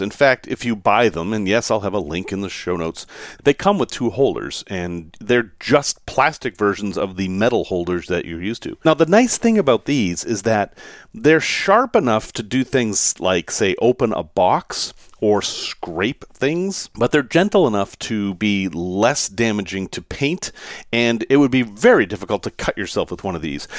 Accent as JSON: {"language": "English", "town": "Salem", "region": "Massachusetts", "country": "United States", "tie": "born or raised there", "said": "I grew up in Salem, Massachusetts"}